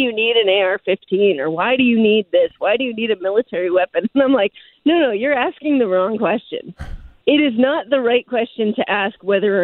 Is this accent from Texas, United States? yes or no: no; outside of Philadelphia, Pennsylvania, United States; moved away; I grew up actually outside of Philadelphia